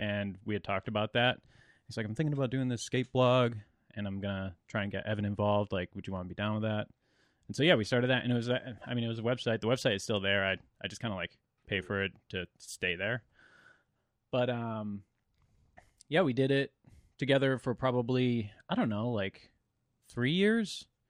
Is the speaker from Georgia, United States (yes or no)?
no; Central Connecticut, United States; I'm from Central Connecticut